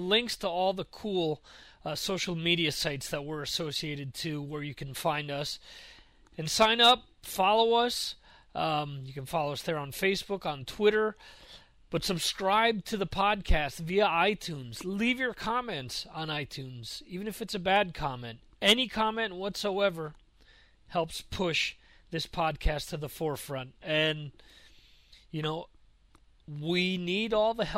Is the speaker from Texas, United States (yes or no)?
no; Dover, New Jersey, United States; where I grew up in Dover, New Jersey.